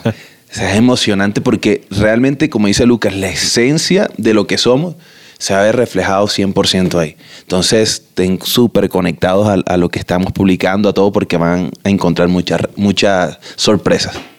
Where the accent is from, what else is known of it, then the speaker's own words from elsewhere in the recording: Barranquilla, Atlántico, Colombia; somos de Quilla, tenemos río, mar cerca.